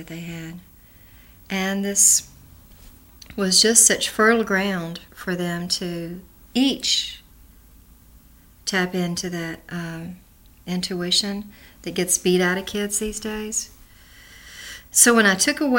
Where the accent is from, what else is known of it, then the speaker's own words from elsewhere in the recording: Kentucky, United States; moved away as an adult; also born or lived in Hollywood; working with my people in Appalachia. We're from Kentucky.